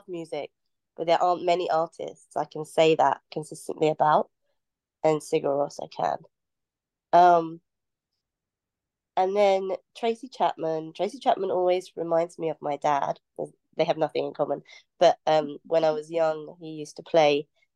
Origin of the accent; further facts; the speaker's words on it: North Norfolk coast, East of England, United Kingdom; So when I was young, I grew up on the North Norfolk coast